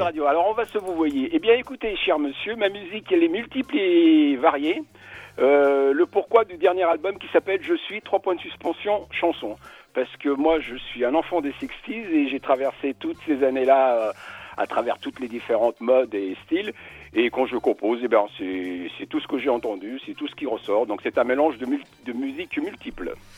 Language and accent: French; Spain; je suis espagnol